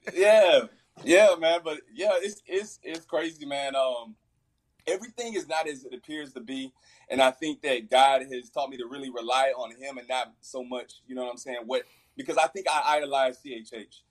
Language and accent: English; Fort Worth, Texas, United States; I'm from Fort Worth